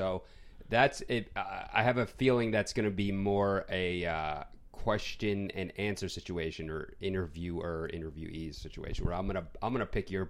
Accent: Queens, New York, United States; accent: New York Queens; But I have like a New York Queens accent, especially when I get like passionate.

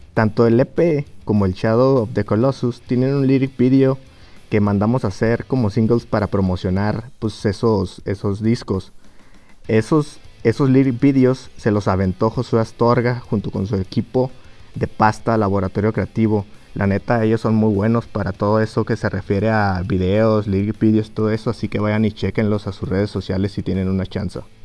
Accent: Durango, Mexico; moved away as an adult; now in Guadalajara, Mexico; todos somos de Durango

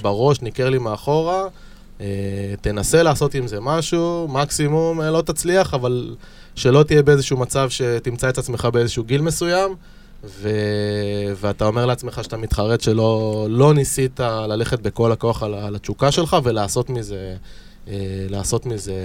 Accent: Holon, Tel Aviv District, Israel; אני גר באזור, גדלתי באזור, למדתי בחולון

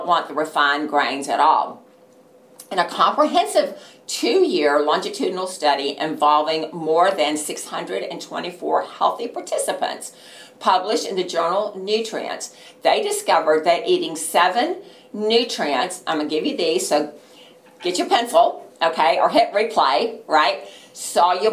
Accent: Texas, United States; I'm from Texas

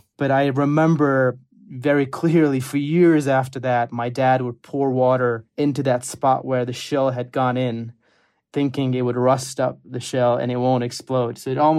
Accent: Kabul, Afghanistan; moved away; also born or lived in United States; some of my earliest memories is my grandpa visiting our home in Kabul often.

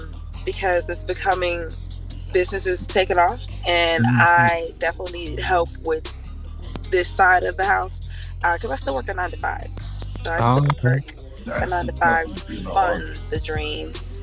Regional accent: the South, United States; Because I'm from the South.

